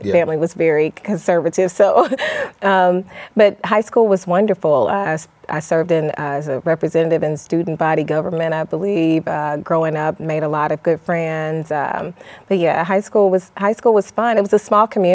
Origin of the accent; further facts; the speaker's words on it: Mississippi Delta, Southeast Arkansas, United States; also born or lived in Tacoma, Washington; I grew up in Tacoma, Washington, Fort Lewis, partially because my father was military. And then we relocated to Arkansas, Southeast Arkansas